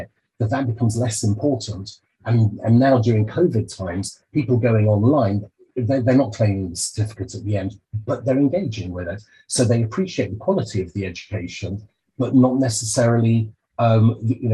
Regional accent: United Kingdom; speaking as a Brit in Europe. But so certainly in our country, in the UK

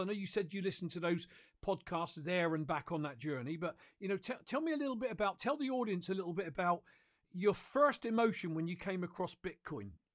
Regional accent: United Kingdom; I'm a Brit

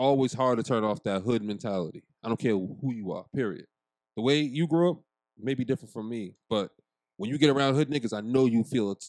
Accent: Boston, Massachusetts, United States; I'm from Boston

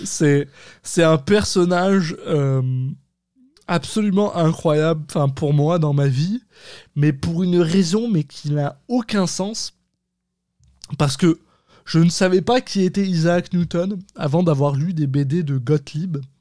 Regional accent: France; now in Quebec, Canada

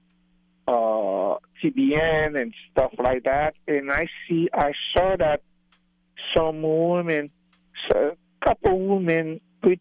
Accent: Haiti; now in Atlantic City, United States; I come from Haiti, outside the city

